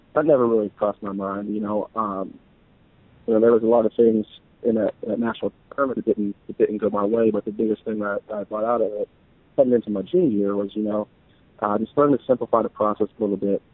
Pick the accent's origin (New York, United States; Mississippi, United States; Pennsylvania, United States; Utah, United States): Pennsylvania, United States; Western; growing up in West in Pennsylvania